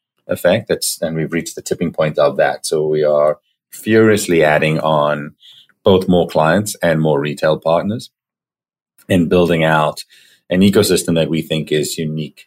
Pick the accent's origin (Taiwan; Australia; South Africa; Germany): South Africa; Johannesburg, Gauteng; moved away as an adult; now in Toronto, Canada; So I grew up in Johannesburg in South Africa, moved to Toronto, Canada when I was 18 years old.